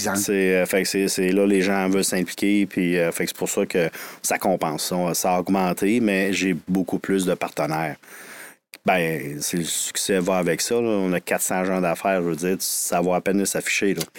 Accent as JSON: {"language": "French", "town": "Quebec City", "region": "Quebec", "country": "Canada", "said": "je viens de Sainte-Foy, l'ancienne ville euh, fusionnée"}